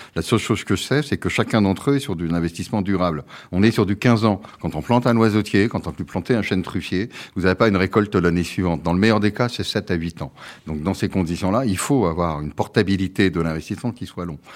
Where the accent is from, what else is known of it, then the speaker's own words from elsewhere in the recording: Brittany, France; also born or lived in Quebec; je suis breton, français et européen